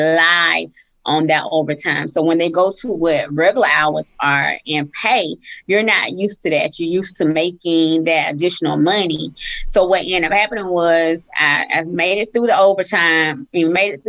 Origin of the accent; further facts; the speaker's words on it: Columbus, Georgia, United States; also born or lived in Atlanta, Georgia; our hometown. So I'm from Columbus, Georgia